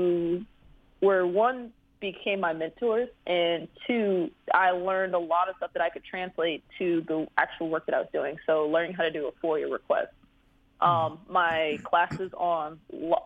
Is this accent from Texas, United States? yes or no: no; Prince George's County, Maryland, United States; I'm from Prince George's County, Pretty Girl County.